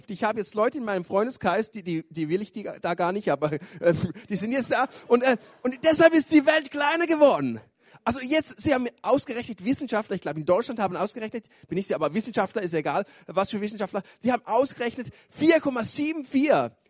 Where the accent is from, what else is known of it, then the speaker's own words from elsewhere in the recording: Switzerland; ich bin aus der Schweiz, ich wohne in Chur, gehe dort in die ISF Church in Chur.